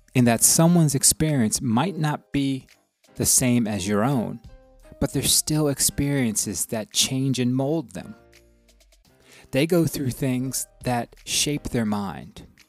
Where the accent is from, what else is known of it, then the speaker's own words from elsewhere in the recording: the South, United States; growing up in the South and growing going to schools in the South